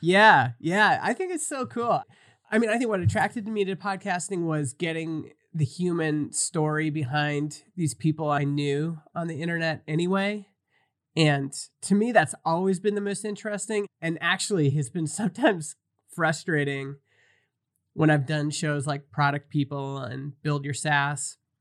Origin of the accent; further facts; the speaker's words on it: Stony Plain, Alberta, Canada; I grew up in Stony Plain, which is about four hours from the Rockies